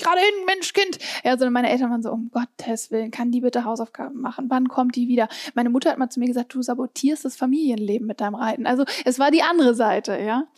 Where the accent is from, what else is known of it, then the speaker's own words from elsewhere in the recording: Hamburg, Germany; ich komme aus Hamburg